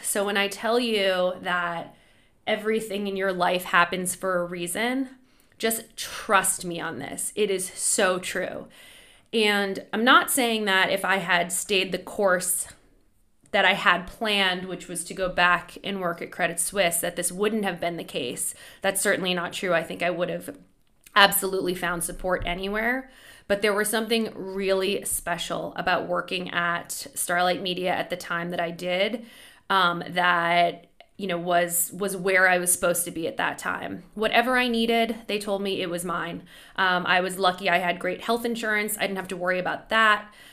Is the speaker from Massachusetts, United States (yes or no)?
yes; Boston, Massachusetts, United States; I grew up in Boston